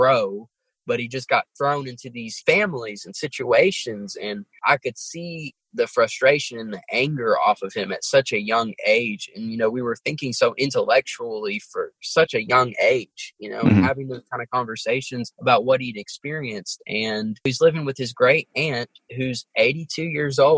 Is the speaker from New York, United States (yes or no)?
yes; New York City, New York, United States; growing up in Brooklyn was I kind of got exposed to different cultures